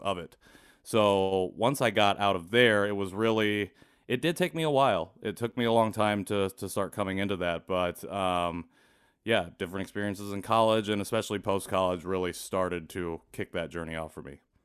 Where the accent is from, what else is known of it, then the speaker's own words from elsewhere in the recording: rural Indiana, United States; also born or lived in Seoul, South Korea; Grew up in rural Indiana